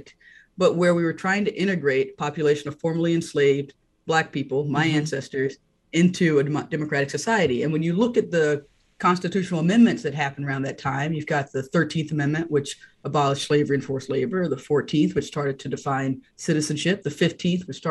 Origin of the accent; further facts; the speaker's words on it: North Carolina, United States; I grew up in North Carolina